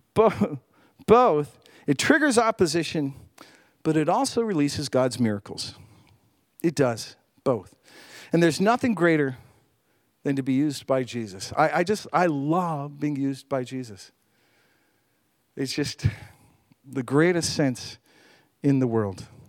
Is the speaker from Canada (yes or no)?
yes; Canada; as a Canadian